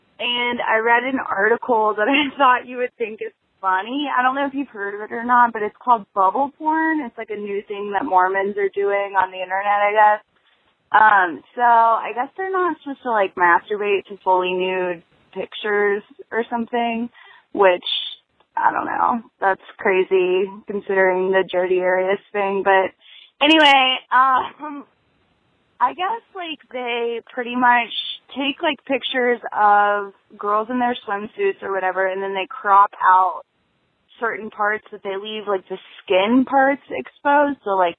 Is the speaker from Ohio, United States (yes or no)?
yes; Ohio, United States; Hey, moms. It's …. I'm 26 from Ohio.